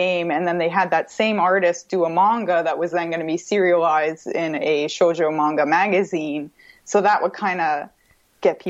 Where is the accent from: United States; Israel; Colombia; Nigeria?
United States; Vermont; I grew up in Vermont